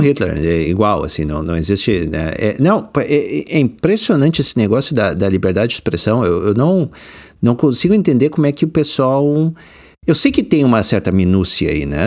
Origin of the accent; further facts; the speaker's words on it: Porto Alegre, Rio Grande do Sul, Brazil; moved away as an adult; now in United States; eu nasci e cri, me criei no Rio Grande do Sul